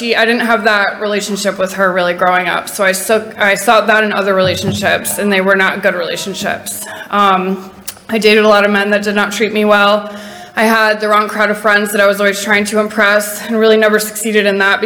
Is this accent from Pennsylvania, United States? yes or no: no; Connecticut, United States; I am also from Connecticut